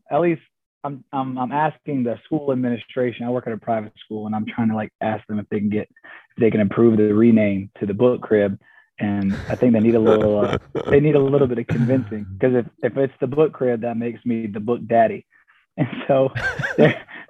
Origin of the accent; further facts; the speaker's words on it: Georgia, United States; I wasn't born, but I was raised in Georgia